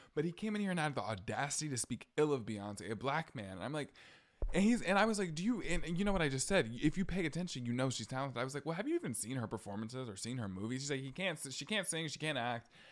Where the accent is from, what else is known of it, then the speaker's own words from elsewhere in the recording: the South, United States; I'm from the South